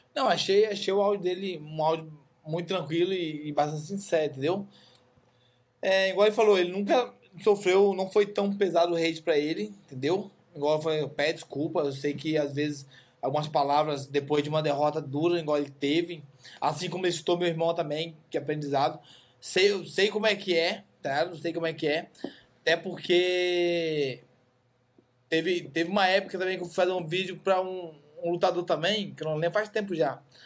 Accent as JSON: {"language": "Portuguese", "country": "Brazil", "said": "eu sou brasileiro"}